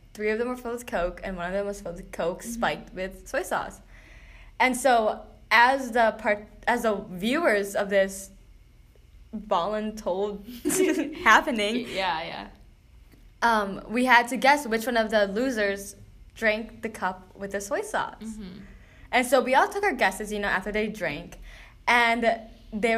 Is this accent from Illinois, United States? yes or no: yes; Illinois, United States; moved away as an adult; also born or lived in Philippines; now in Grand Rapids, United States; I moved to Illinois when I was 4, and I've always been surrounded dominantly by white people.